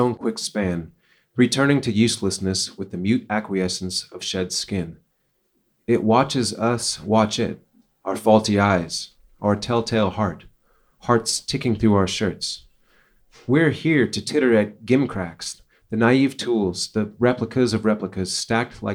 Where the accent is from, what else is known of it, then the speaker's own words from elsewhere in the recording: Portland, Oregon, United States; now in Minneapolis, United States; I was born in Portland, Oregon. I live in Minneapolis, Minnesota. I've lived there for many years